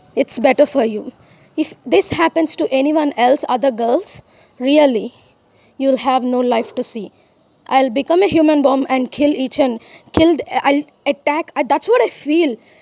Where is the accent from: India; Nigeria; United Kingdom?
India